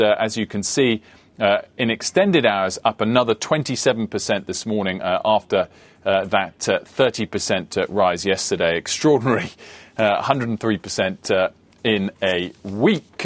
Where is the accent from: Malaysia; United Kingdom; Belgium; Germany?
United Kingdom; as a Brit